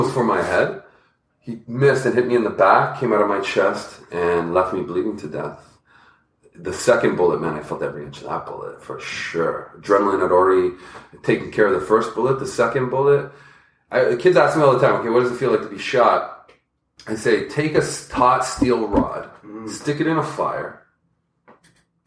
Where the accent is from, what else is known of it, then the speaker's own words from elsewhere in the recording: Toronto, Ontario, Canada; also born or lived in Scarborough; I'm from Toronto